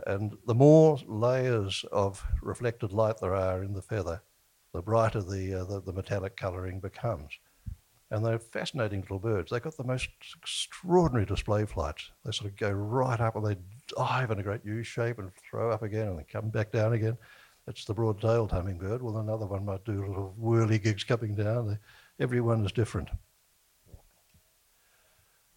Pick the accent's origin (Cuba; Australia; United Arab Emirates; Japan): Australia; I come from Australia